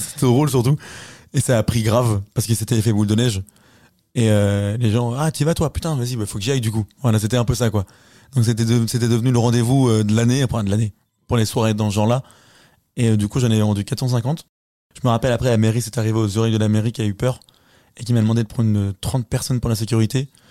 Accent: Cholet, Pays de la Loire, France; Je viens de Cholet, la terre promise

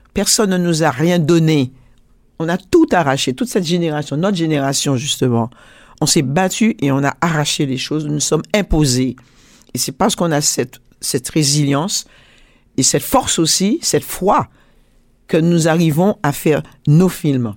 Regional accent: Martinique, France; je suis martiniquaise, antillaise, donc française

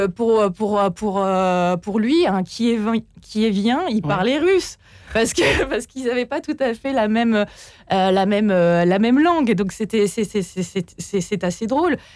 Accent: Port-Jérôme-sur-Seine, Normandy, France; moved away; dans ma ville de, où j'ai grandi en Normandie, à Port-Jérôme-sur-Seine

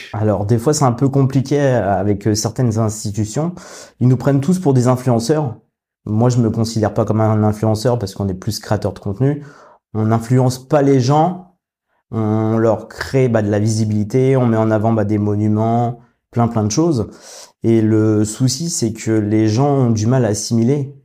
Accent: Paris region, Île-de-France, France; moved away as an adult; now in Rouen, France; je viens de région parisienne et ma femme, elle est de Normandie. Donc maintenant, ça fait six ans qu'on habite à Rouen

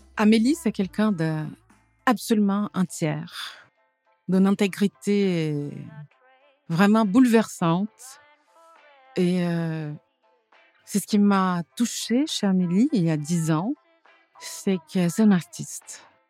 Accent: Paris, Île-de-France, France; moved away as an adult; now in Vailhan, France; Je suis parisienne, hein, pure souche, née à Paris. J'ai vécu toute mon enfance à Paris.

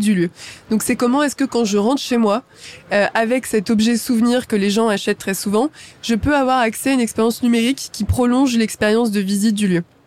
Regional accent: Champs-sur-Marne, Île-de-France, France; je viens de Champs-sur-Marne. Champs-sur-Marne, c'est une ville en, Seine-et-Marne, donc en, en, banlieue parisienne. Et donc j'ai grandi là-bas

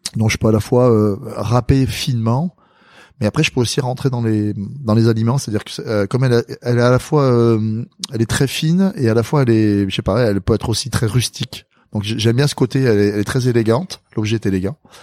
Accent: south-west France, France; born or raised there; also born or lived in Madagascar

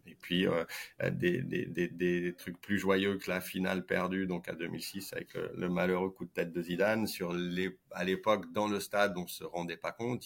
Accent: Saint-Étienne, Auvergne-Rhône-Alpes, France; also born or lived in Lyon; j'ai grandi et joué au foot à Saint-Etienne

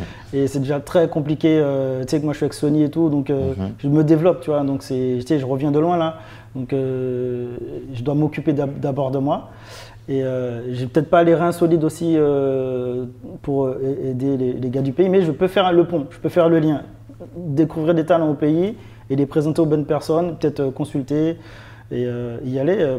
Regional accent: Martinique; moved away; also born or lived in France (born) / Nice / Paris; je viens de Martinique, petite île, petit quartier.

